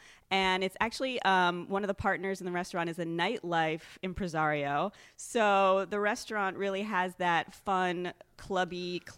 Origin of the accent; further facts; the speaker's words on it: Massachusetts, United States; But I'm from Massachusetts, so.